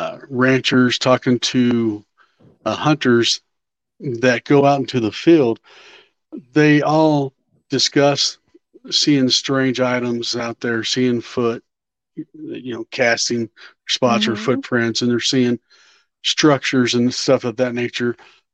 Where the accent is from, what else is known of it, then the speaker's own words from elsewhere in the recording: Wichita, Kansas, United States; I'm from Wichita, Kansas, Midwest. I've been here all my life, 50 plus years, right at 50.